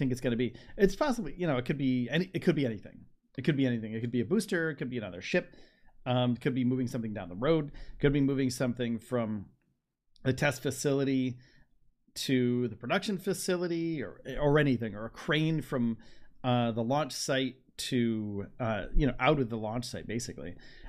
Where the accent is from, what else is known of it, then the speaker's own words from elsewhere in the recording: Vermont, United States; also born or lived in New York / Starbase, Texas; now in Georgia, United States; I'm from Georgia now. I was from Vermont and from Starbase. I went from Starbase. Okay, so the last 4 years-ish, a lot of moving. Vermont to New York to Starbase, Texas, for about a year, and then back to New York, back to Vermont, and down.